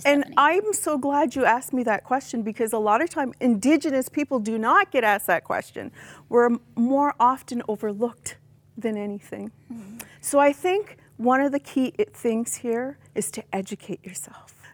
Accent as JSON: {"language": "English", "area": "Six Nations of the Grand River", "region": "Ontario", "country": "Canada", "tie": "born or raised there", "said": "growing up on Six Nations, it's an indigenous reserve, I was not taught my language or my culture"}